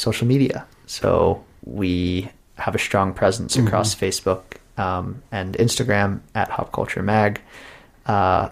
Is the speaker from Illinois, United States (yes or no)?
no; Pittsburgh, Pennsylvania, United States; I'm from Pittsburgh.